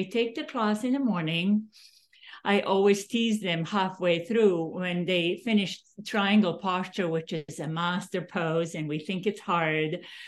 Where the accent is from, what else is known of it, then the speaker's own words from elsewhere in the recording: Serbia; English is a second language; now in United States; I'm from Yugoslavia originally.